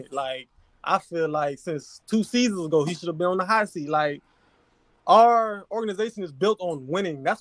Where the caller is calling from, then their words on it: Baton Rouge, Louisiana, United States; Louisiana, man. I'm I'm not a Saints fan. I'm a 49er fan.